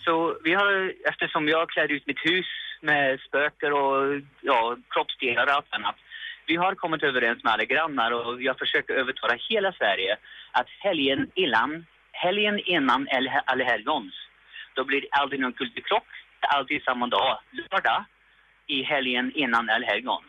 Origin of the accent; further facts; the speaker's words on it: Canada; now in Sweden; Jag kommer från Kanada